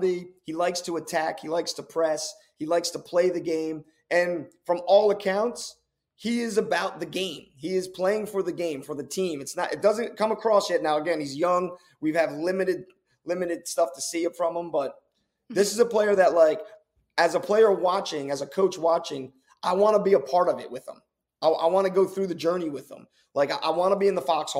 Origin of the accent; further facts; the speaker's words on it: United States; as an American